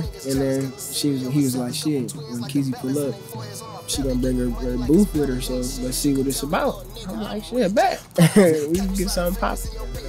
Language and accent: English; South Carolina, United States; South Carolina. It really depends on your personality, but for me, it's dope, man. Like, you got a lot of values that teach you, like, slow living, you know, that patience that teach you, you know, everybody teach you manners, everybody around there is hospitable for the most part.